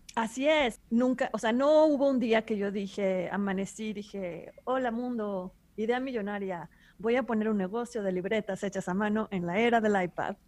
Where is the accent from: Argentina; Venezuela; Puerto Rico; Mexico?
Mexico; Monterrey, Nuevo León; yo soy de Monterrey, que está en el norte de México